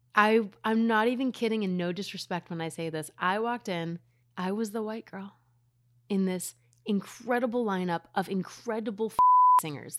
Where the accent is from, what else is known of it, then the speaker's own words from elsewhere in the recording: Reno, Nevada, United States; I'm from Reno